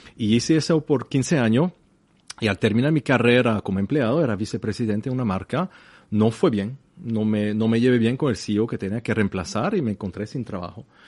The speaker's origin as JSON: {"language": "Spanish", "town": "La Chaux-de-Fonds", "region": "Neuchâtel", "country": "Switzerland", "tie": "born or raised there", "second_language": "Spanish", "said": "yo nací en, en La chaux la cuna de la relojería en Suiza, una pequeña ciudad, mil metros exactamente"}